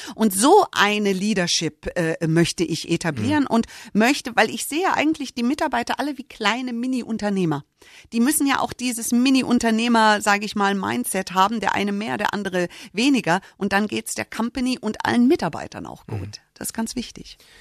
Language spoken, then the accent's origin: German; United States; moved away; Ich bin Amerikanerin